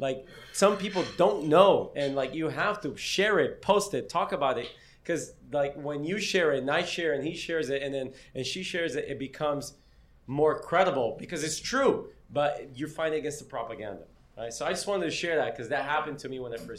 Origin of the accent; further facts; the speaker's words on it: Brazil; also born or lived in Palestine; now in Hialeah, United States; growing up in Brazil, the idea of Cuba is a very different idea of what Cuba is. And then you go to Palestine